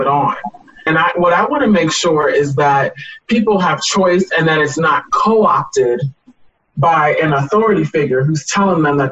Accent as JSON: {"language": "English", "region": "the South", "country": "United States", "moved": "yes", "lives_now": "Massachusetts, United States", "said": "I'm from the South."}